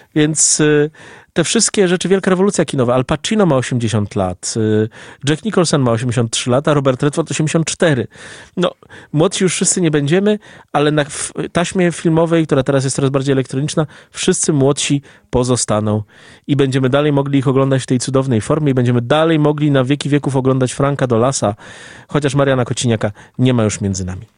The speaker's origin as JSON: {"language": "Polish", "town": "Lublin", "region": "Lublin Voivodeship", "country": "Poland", "said": "Jako dumny lublinianin"}